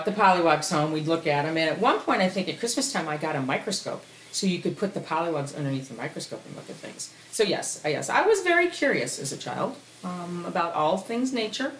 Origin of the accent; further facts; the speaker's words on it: Corning, New York, United States; moved away as an adult; also born or lived in Annandale, Virginia; I was born in Corning, New York